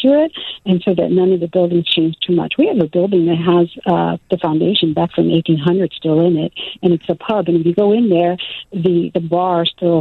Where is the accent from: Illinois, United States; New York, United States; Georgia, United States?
Illinois, United States; Chicago; moved away as an adult; now in Hanover Park, United States; I grew up in Chicago